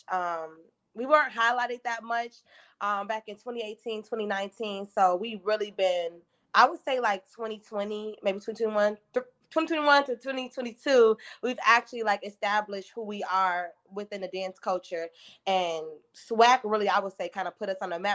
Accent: Chicago, Illinois, United States; moved away as an adult; now in Houston, United States; I'm coming from Chicago.

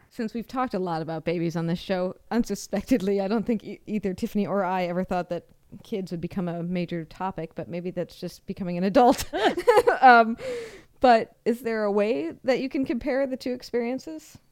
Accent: Seattle, Washington, United States; I'm from Seattle

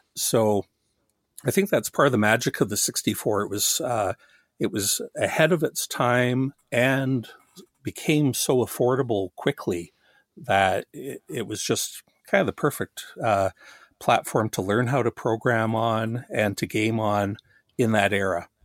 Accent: Canada; also born or lived in Australia; I'm Canadian

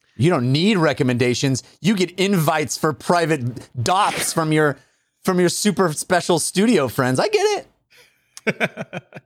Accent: Walnut Creek, California, United States; I grew up in Contra Costa County

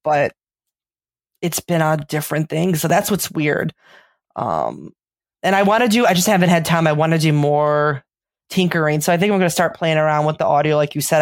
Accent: Chicago, Illinois, United States; accent: Chicago; I got my Chicago accent

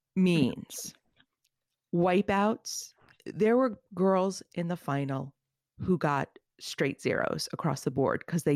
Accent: East Coast, United States; I grew up on the East Coast. There's no surfing culture.

